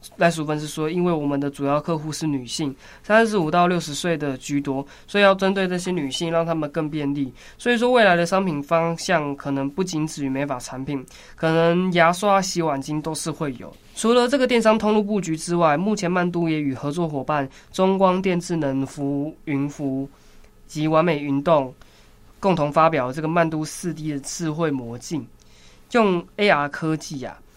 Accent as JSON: {"language": "Chinese", "country": "Taiwan", "said": "我们台湾人"}